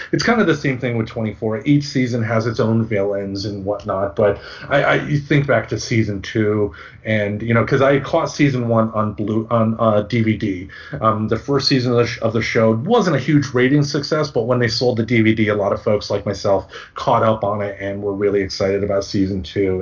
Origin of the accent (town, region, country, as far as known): Michigan, United States; born or raised there